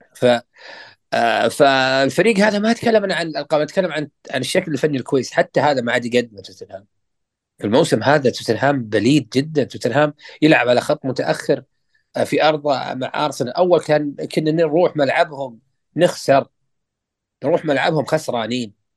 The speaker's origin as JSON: {"language": "Arabic", "country": "Saudi Arabia", "said": "احنا كمشجعين سعوديين"}